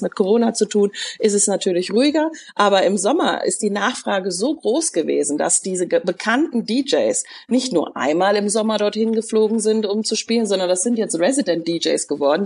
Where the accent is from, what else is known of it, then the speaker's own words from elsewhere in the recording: near Cologne, North Rhine-Westphalia, Germany; also born or lived in Frankfurt; bin auch in der Nähe von Köln groß geworden, sodass ich schon als Kind die Lieder gehört habe